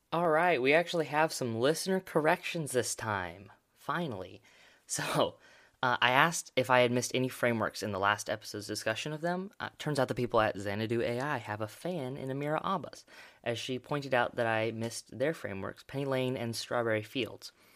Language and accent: English; Oregon, United States; my home state, Oregon